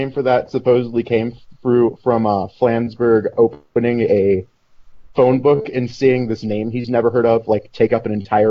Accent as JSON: {"language": "English", "region": "West Coast", "country": "United States", "said": "I'm from the West Coast."}